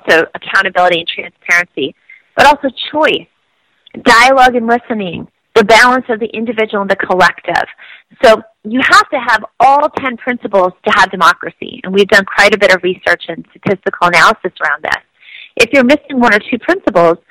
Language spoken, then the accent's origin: English; Iowa, United States; I grew up in Iowa